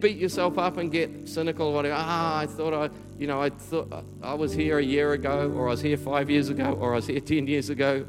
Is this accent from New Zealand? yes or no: yes; Taranaki, New Zealand; also born or lived in Auckland; my hometown in Taranaki